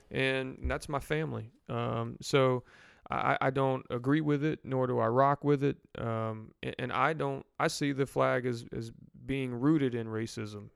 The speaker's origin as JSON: {"language": "English", "town": "New Orleans", "region": "Louisiana", "country": "United States", "moved": "yes", "said": "We're from New Orleans originally"}